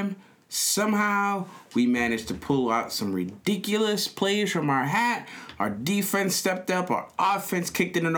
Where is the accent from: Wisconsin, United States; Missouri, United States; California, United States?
Missouri, United States; Kansas City; we're from Kansas City